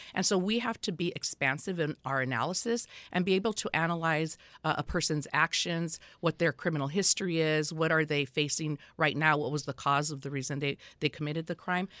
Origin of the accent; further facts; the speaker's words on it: Los Angeles, California, United States; I was born and raised in Los Angeles County in the Boyle Heights area of Los Angeles